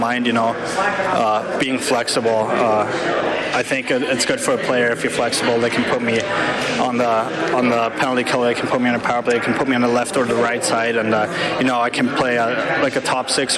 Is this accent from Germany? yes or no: yes; Germany; born or raised there; moved away